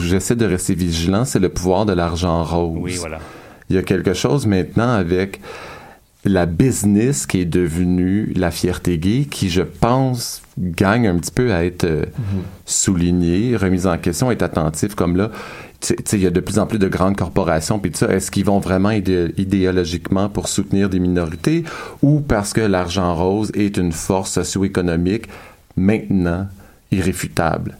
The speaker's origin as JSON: {"language": "French", "town": "L'Ange-Gardien", "region": "Quebec", "country": "Canada", "said": "je viens de l'Ange Gardien, un village de deux mille habitants"}